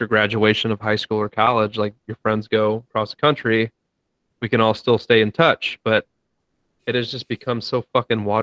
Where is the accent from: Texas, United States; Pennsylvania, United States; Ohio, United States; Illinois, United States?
Ohio, United States; we're from Ohio